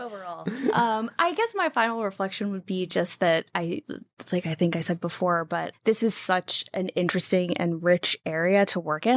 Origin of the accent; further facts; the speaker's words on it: United States; also born or lived in New Jersey / Wheeling, West Virginia / Washington, D.C. area; now in Pacific Northwest, United States; grew up in, uh, New Jersey and Wheeling, West Virginia.